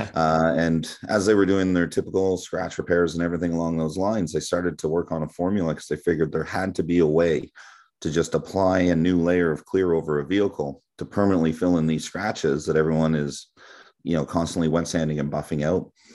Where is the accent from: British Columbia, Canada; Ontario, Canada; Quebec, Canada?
Ontario, Canada; Toronto; moved away as an adult; I'm born and raised in Toronto.